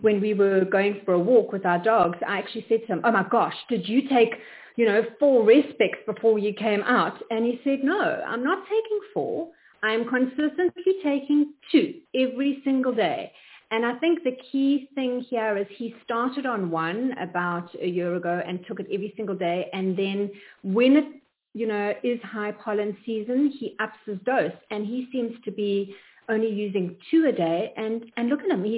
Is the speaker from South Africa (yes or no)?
yes; South Africa; moved away as an adult; now in Atlanta, United States; we come from South Africa